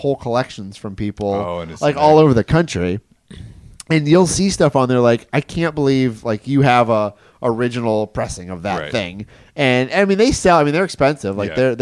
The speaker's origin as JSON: {"language": "English", "town": "Detroit", "region": "Michigan", "country": "United States", "tie": "born or raised there", "moved": "yes", "lives_now": "Orlando, United States", "said": "I grew up in Michigan, if you don't know, I grew up just outside of Detroit."}